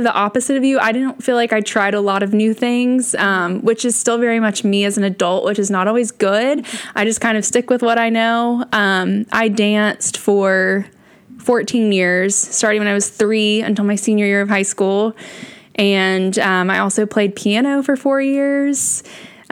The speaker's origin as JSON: {"language": "English", "town": "Hendersonville", "region": "Tennessee", "country": "United States", "tie": "born or raised there", "said": "I grew up in Hendersonville, Tennessee, which is also a suburb of Nashville."}